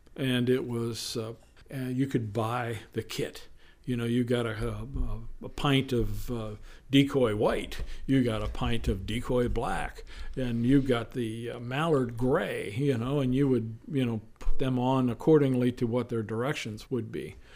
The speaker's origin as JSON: {"language": "English", "region": "central Pennsylvania", "country": "United States", "tie": "born or raised there", "moved": "as an adult", "lives_now": "Eastern Shore, Maryland, United States", "said": "I was born and raised in a small town called Sealands Grove, on the banks of the Susquehanna River"}